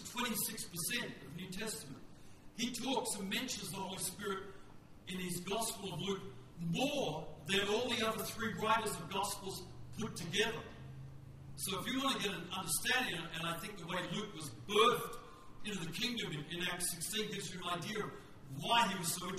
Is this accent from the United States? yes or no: no; Western Australia, Australia; I'm from West Australia.